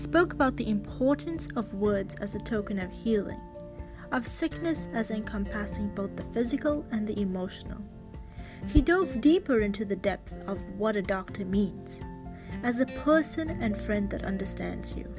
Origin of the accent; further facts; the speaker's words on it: Canada; I'm a Canadian medical student